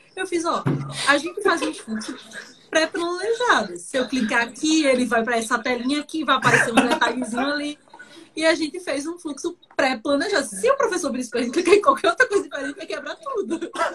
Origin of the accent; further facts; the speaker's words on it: Olinda, Pernambuco, Brazil; eu sou de Olinda, Pernambuco, cidade vizinha Recife